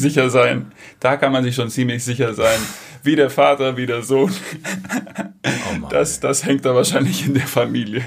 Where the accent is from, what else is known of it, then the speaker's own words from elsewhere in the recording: Germany; moved away; also born or lived in Greece; Bin in Deutschland aufgewachsen